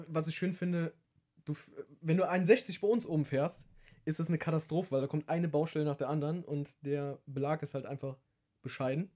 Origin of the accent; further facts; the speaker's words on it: Hunsrück, Rhineland-Palatinate, Germany; accent: Hunsrück dialect; unseren Hunsrücker Dialekt